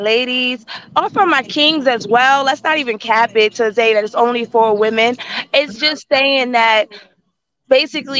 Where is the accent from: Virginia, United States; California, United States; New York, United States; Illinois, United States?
New York, United States; Yonkers; moved away as an adult; now in Middletown, United States; I'm in Yonkers. I'm from Yonkers. 914.